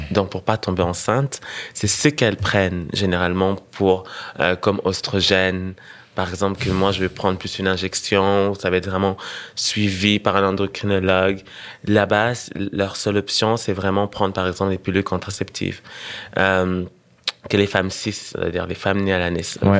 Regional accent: Senegal; also born or lived in Burundi; now in Montreal, Canada; repartir là où j'ai grandi

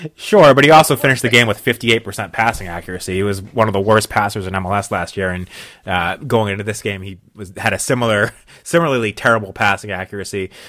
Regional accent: New England, United States; Well, I am from New England

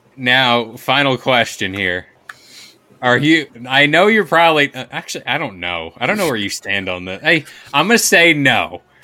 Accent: United States; I'm American

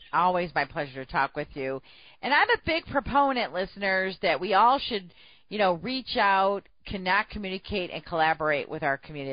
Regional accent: United States; being born and raised in America

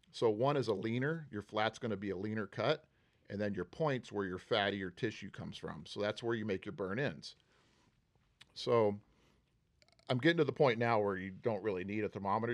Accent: Huntsville, Texas, United States; moved away as an adult; also born or lived in Houston, Texas; now in Manhattan Beach, United States; I was born in Houston, but raised in a town called Huntsville

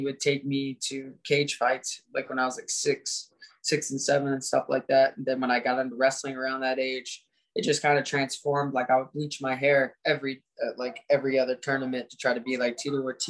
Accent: Indiana, United States; I come from Indiana

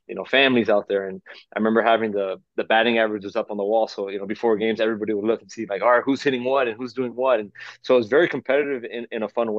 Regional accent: Miami, Florida, United States; growing up in Miami, I just love sports, and you know, coming from a Cuban background

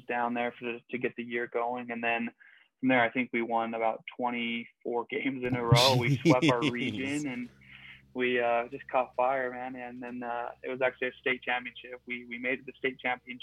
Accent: Utah Valley, United States; Utah Valley University, where my hometown, that's where I'm from.

